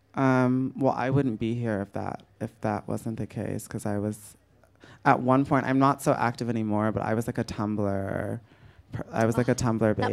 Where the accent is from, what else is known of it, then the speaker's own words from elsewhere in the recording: United States; as an American